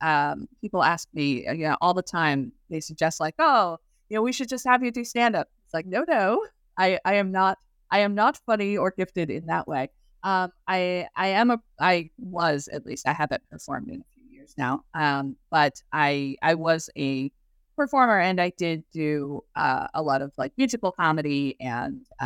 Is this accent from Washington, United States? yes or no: no; Clearwater, Florida, United States; I grew up in Clearwater, Florida